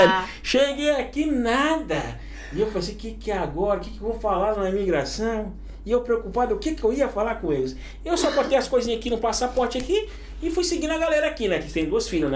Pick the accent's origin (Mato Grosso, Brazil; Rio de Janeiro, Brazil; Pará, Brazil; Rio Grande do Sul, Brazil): Pará, Brazil; moved away as an adult; also born or lived in Pacajá; now in Spain; Brasil é minha. É onde eu nasci, é minha terra natal